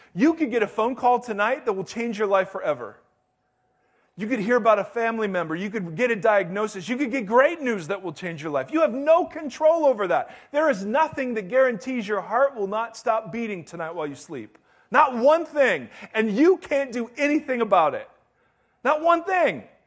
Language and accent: English; United States; I'm American and I'm a Christian